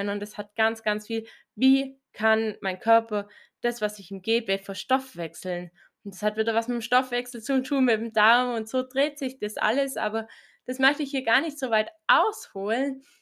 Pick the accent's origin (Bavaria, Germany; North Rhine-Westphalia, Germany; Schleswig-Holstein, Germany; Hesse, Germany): Bavaria, Germany; Ich komme aus Bayern, so circa 60 Kilometer nördlich von Augsburg, aus also einem sehr, sehr kleinen Ort.